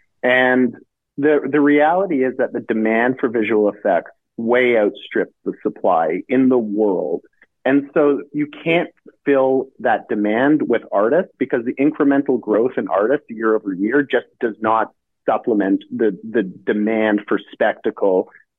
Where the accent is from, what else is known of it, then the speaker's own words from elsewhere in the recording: Canada; Yeah, well, being Canadian